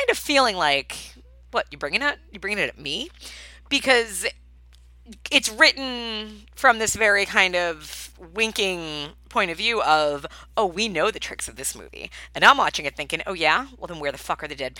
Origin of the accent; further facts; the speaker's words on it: Long Island, New York, United States; I grew up in Long Island